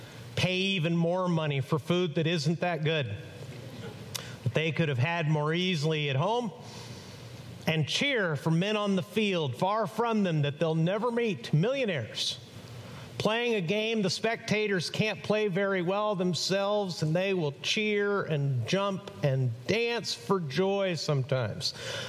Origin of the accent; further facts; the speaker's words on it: Chihuahua, Mexico; now in United States; I grew up in Mexico. I was born on this side of the border, an American citizen, but raised in on the other side of the border, 240 miles south of El Paso in Chihuahua, Mexico.